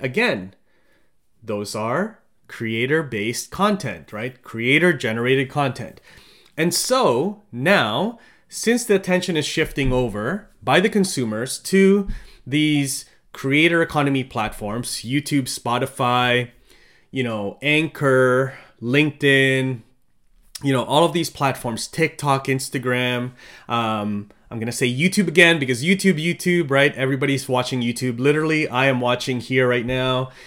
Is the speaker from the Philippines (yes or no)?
yes; Philippines; now in Canada; I'm from the Philippines